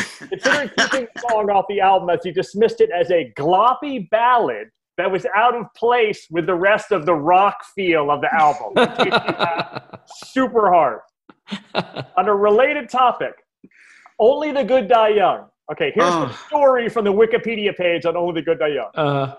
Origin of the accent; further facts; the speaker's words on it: New York City, New York, United States; I'm from Brooklyn. I'm not even going to hide from it.